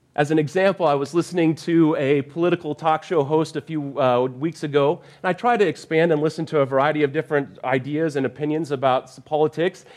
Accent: Arvada, Colorado, United States; moved away as an adult; now in Durham, United States; I grew up in Arvada, Colorado for a vast majority of my life.

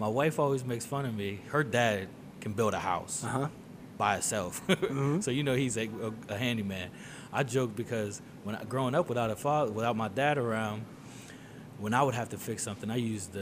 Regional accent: Richmond, Virginia, United States; moved away as an adult; also born or lived in Sterling, Virginia; now in New Castle, United States; I have been in Newcastle for 20 years, so I'm originally from Richmond, Virginia

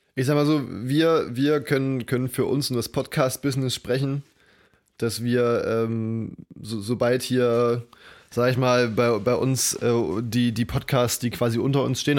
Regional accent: East Germany, Germany; bei uns in Ostdeutschland

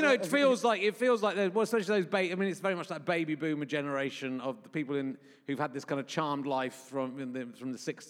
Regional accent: Yorkshire and the Humber, United Kingdom; moved away; also born or lived in Somerset; I was born in Yorkshire

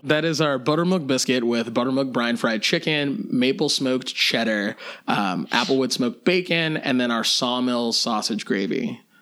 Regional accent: Lexington, Kentucky, United States; I grew up in Lexington, Kentucky

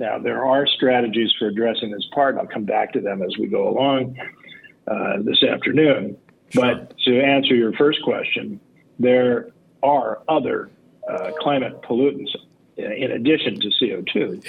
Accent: Los Angeles, California, United States; I grew up in Los Angeles

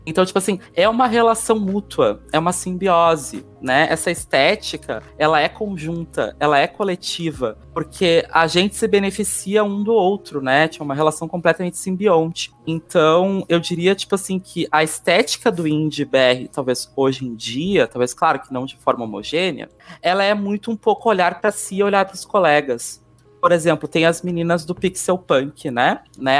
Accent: Brazil; eu tô no Brasil, cara. Eu sou brasileira

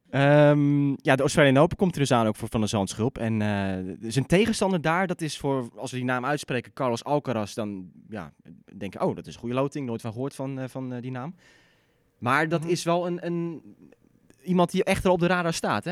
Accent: Netherlands; als Nederlanders

